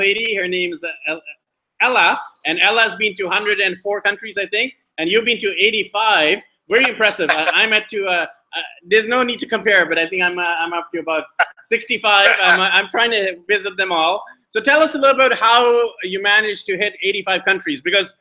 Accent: Canada; my background's Indian. I'm born in Canada

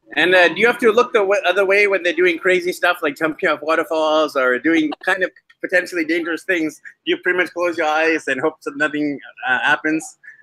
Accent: Vancouver, British Columbia, Canada; my hometown of Vancouver, BC, Canada

